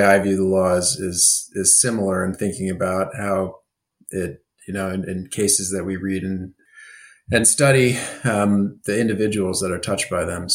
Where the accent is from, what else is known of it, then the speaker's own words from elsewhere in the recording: Kansas, United States; I'm from Kansas